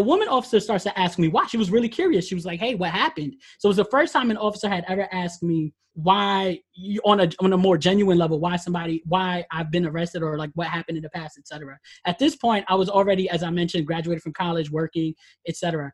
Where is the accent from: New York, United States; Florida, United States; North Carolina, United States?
New York, United States; Mott Haven; I grew up in the Mohaven area